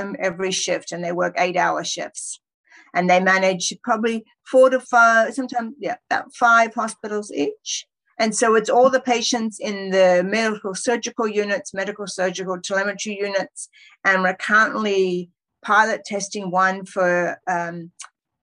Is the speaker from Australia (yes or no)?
yes; Perth, Western Australia, Australia; moved away as an adult; now in California, United States; I trained in Western Australia, in Perth. That's my hometown